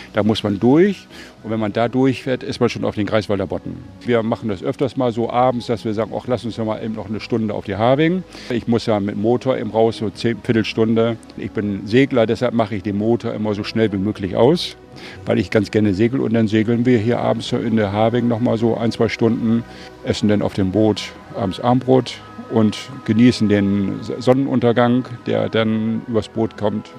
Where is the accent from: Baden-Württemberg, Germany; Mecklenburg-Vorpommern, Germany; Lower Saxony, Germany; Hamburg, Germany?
Lower Saxony, Germany; North Sea coast; moved away as an adult; now in Bergen auf Rügen, Germany; wenn man am Wasser groß geworden ist